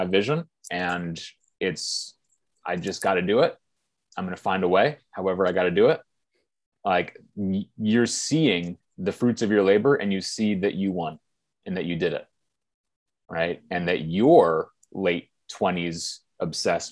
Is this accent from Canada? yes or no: no; Bay Area, California, United States; we come from the Bay Area in California, we went to good schools